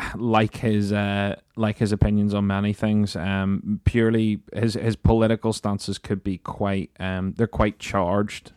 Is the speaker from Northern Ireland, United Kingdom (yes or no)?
yes; Northern Ireland, United Kingdom; being Northern Irish